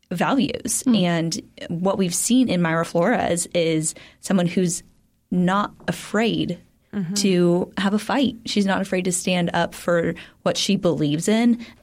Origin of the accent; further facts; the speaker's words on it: Mexico; born there; Well, because I was born in Mexico is that I am Republican because I was raised with strong conservative values